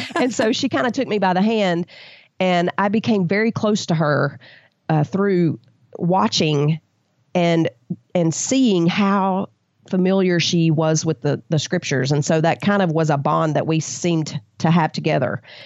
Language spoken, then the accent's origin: English; the South, United States